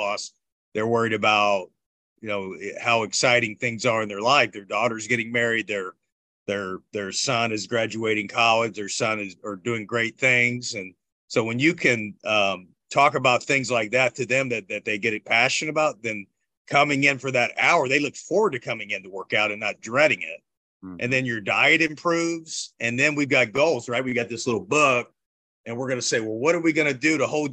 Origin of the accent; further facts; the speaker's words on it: Bloomington, Indiana, United States; grew up in Bloomington, Indiana